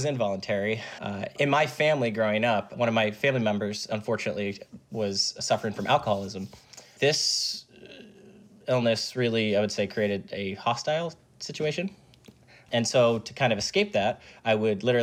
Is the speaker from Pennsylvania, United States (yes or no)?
yes; Chester County, Pennsylvania, United States; I grew up in Chester County, Pennsylvania